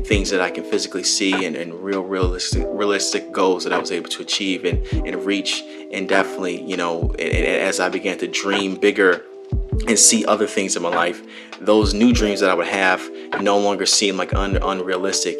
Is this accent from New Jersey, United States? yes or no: no; Palos Hills, Illinois, United States; moved away as an adult; now in California, United States; my hometown of Palos Hills all the way to California, where I'm at, you know, currently as I'm doing this recording